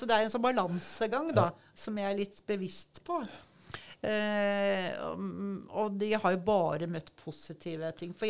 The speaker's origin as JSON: {"language": "Norwegian", "region": "Oslofjord area", "country": "Norway", "tie": "born or raised there", "said": "At {S3} jeg har vokst opp ved Oslofjorden."}